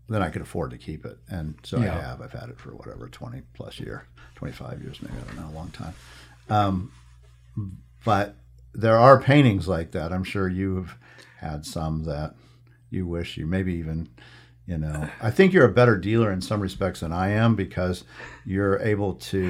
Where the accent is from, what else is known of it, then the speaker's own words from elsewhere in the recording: New Mexico, United States; I'm from New Mexico, so there's something there. Clearly, I still feel as if I'm a New Mexican, regardless, and that will never change, I guess.